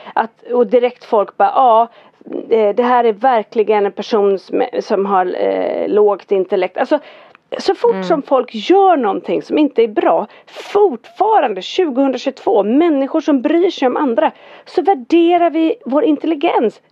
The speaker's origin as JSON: {"language": "Swedish", "town": "Fjällbacka", "region": "Västra Götaland", "country": "Sweden", "said": "jag är från Fjällbacka"}